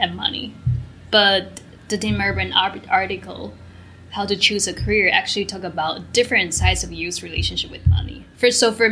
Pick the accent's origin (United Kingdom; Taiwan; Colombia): Taiwan; moved away; I am from Taiwan